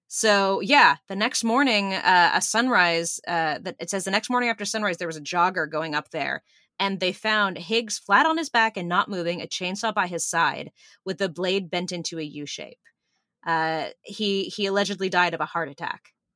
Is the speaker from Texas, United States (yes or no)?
no; Burbank, California, United States; I grew up in Burbank and Griffith Park